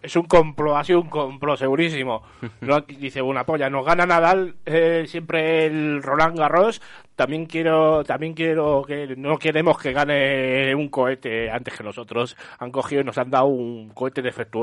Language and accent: Spanish; Getafe, Community of Madrid, Spain; yo soy de Getafe